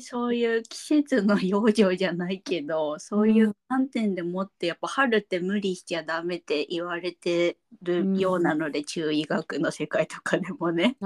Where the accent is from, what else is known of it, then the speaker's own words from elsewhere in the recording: Nagoya, Aichi, Japan; moved away as an adult; also born or lived in Tokyo; 名古屋に飛んで帰りましたもんね